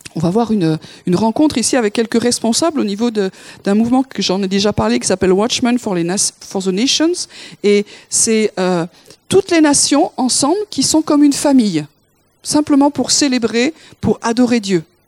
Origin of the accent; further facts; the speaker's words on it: France; Nous, en tant que Français